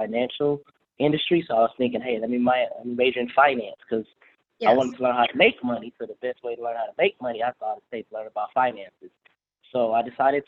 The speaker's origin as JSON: {"language": "English", "town": "Missouri City", "region": "Texas", "country": "United States", "tie": "born or raised there", "also_born_or_lived": "Denton, Texas", "said": "I'm a Houston native. So I was born and raised in Missouri City area, if you're familiar with the Houston area"}